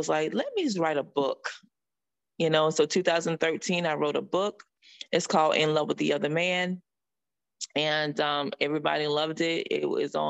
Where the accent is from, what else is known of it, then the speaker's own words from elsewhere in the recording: North Carolina, United States; moved away as an adult; also born or lived in Connecticut; now in Florida, United States; I was born in North Carolina. You know, I went to school in North Carolina. And then I left there at the age of huge early age